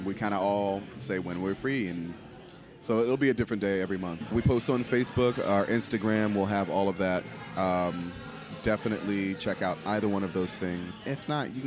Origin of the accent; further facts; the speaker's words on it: New Jersey, United States; I'm from Jersey.